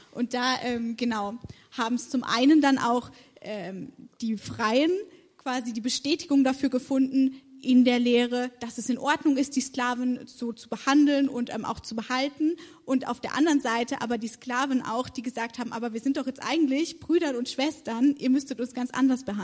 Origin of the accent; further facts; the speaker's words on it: Karlsruhe, Baden-Württemberg, Germany; now in Marburg, Germany; Ich komme ursprünglich aus Karlsruhe und studiere in Marburg soziale Arbeit und praktische Theologie